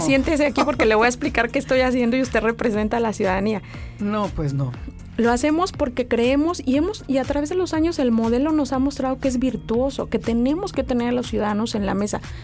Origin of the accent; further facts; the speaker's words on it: State of Mexico, Mexico; moved away as an adult; also born or lived in Guanajuato; now in Mexicali, Mexico; el Estado de México donde crecí